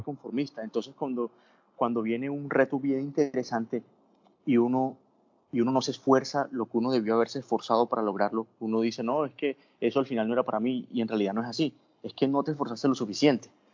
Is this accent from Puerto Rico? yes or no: no; Colombian Caribbean coast, Caribbean Region, Colombia; moved away as an adult; also born or lived in Bogotá; yo no soy venezolano, soy costeño